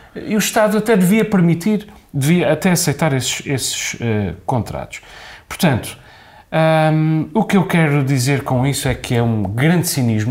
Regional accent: Azores, Portugal; porque nós somos muito ciosos do nosso património mundial em Angra

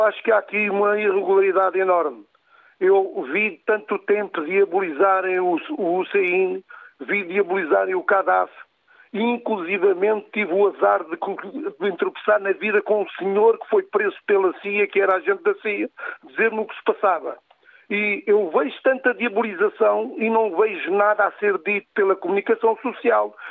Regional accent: Portugal; eu uh, sou português

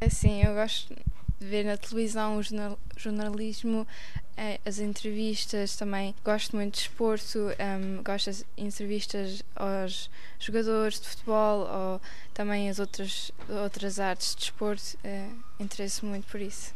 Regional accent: Wangen im Allgäu, Baden-Württemberg, Germany; sou de Wangen im e falo português desde pequena

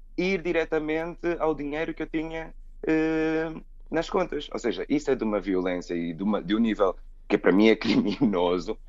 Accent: Angola; also born or lived in United States; now in Portugal; Eu nasci em Portugal, só que sou filho de angolanos. E os meus pais, pronto, regressaram logo para Angola e eu, e eu cresci

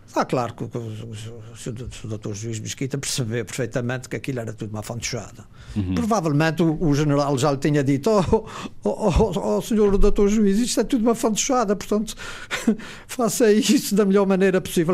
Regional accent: Azores, Portugal; nós açorianos

